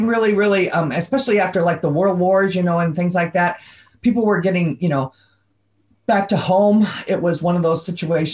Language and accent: English; Kalamazoo, Michigan, United States; I'm from Kalamazoo, Michigan